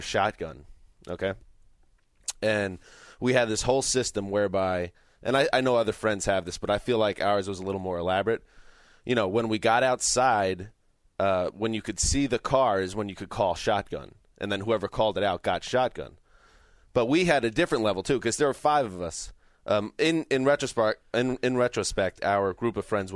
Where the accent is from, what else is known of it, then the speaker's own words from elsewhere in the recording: a town north of New York City, United States; We grew up in New York, a town north of New York City